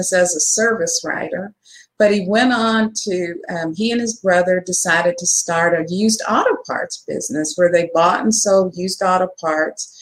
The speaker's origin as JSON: {"language": "English", "town": "Dallas", "region": "Texas", "country": "United States", "tie": "born or raised there", "said": "I grew up in Texas. I'm a native Texan, born and raised in Dallas"}